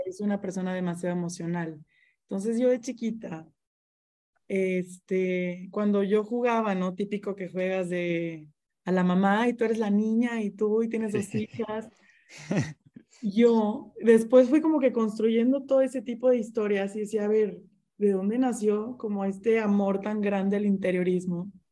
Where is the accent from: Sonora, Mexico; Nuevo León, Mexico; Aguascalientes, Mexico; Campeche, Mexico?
Nuevo León, Mexico; Monterrey; yo soy de Monterrey